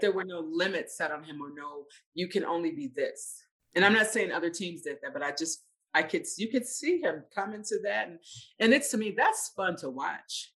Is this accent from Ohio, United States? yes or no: no; Mississippi, United States; moved away; I'm I'm a Southerner originally. I'm from Mississippi